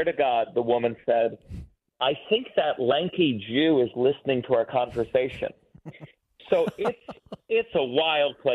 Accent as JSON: {"language": "English", "town": "New York City", "region": "New York", "country": "United States", "said": "I was from New York"}